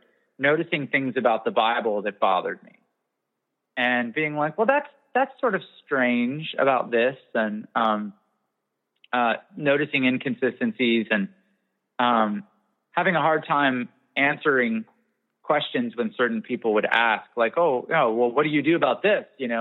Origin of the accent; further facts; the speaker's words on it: Canada; I'm also Canadian.